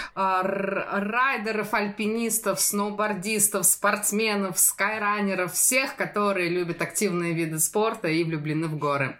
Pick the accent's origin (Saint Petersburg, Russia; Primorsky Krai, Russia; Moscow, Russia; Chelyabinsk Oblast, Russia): Moscow, Russia; moved away; Я из Москвы